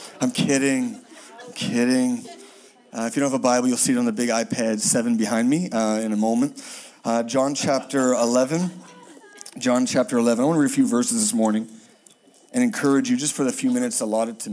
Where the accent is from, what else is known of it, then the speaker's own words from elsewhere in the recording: Halifax, Nova Scotia, Canada; moved away; I'm from Halifax, Nova Scotia, which is east of Tennessee, very east